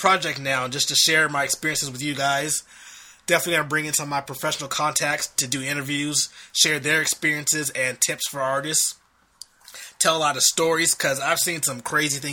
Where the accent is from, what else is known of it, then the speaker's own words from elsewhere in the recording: Long Beach, California, United States; also born or lived in San Francisco; I grew up in Long Beach, California, which is right between LA and Orange County